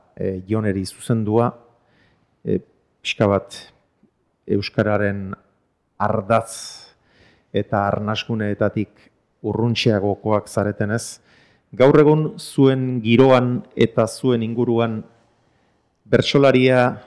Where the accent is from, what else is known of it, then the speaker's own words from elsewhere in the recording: a few kilometres from Zumarraga, Basque Country, Spain; zumarraga batean, ni e, jaio eta hazi izan nintzen lekutik hain kilometro gutxira